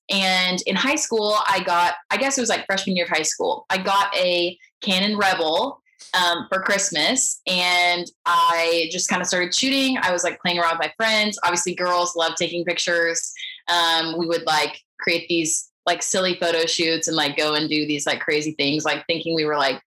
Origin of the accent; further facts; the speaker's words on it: Houston, Texas, United States; born there; also born or lived in San Antonio; Um, and I was born in Houston, and when I went to, I guess, no, when I was in college, we moved around a lot.